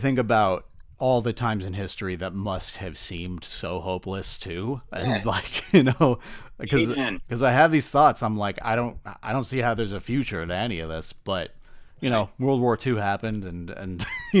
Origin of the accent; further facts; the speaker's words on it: Connecticut, United States; now in Boston, United States; I grew up in Connecticut.